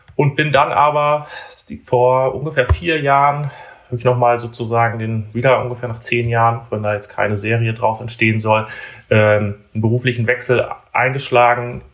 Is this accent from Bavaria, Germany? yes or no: no; Emsland, Lower Saxony, Germany; moved away as an adult; now in Bremen, Germany; das ist auch quasi der, der Fleck Erde, wo ich groß geworden bin. Also komme gebürtig aus dem Emsland.